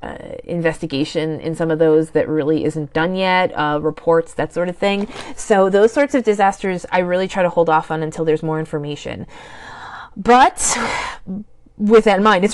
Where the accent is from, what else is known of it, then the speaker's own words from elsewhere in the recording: northeastern Pennsylvania, United States; I grew up and I currently live in a small town in northeastern Pennsylvania that is on a hillside